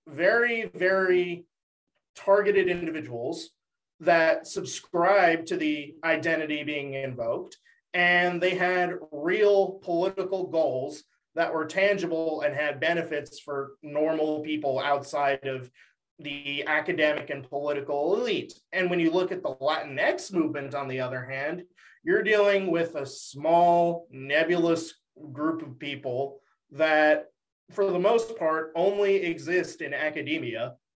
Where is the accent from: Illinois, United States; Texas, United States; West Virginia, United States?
Texas, United States; if we had an option to put down Texan, we would